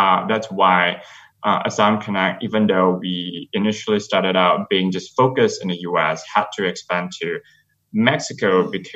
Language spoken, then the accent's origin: English; Malaysia; moved away as an adult; now in United States; I am a gay asylum seeker who grew up in Malaysia